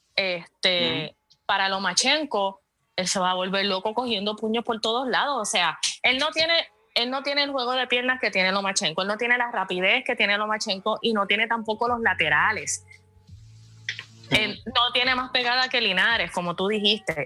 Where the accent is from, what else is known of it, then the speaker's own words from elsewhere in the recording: Puerto Rico; soy puertorriqueña